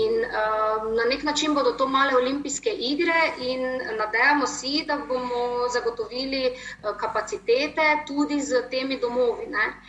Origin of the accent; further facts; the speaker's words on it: Maribor, Drava, Slovenia; smo že tukaj, se pravi Mariborčani